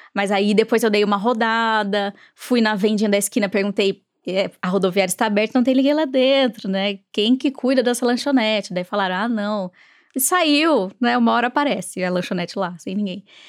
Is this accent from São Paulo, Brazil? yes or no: yes; Sorocaba, São Paulo, Brazil; diretamente de Sorocaba, minha terrinha